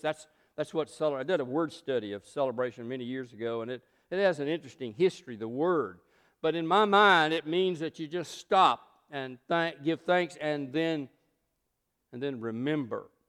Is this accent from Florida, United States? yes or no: no; South Georgia, United States; growing up in South Georgia